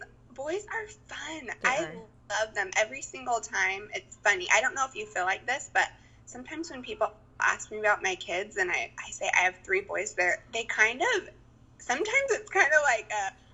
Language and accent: English; Mukilteo, Washington, United States; also born or lived in Idaho; I actually grew up like 2 minutes from where we live now. The only time I've lived outside of Washington is for school.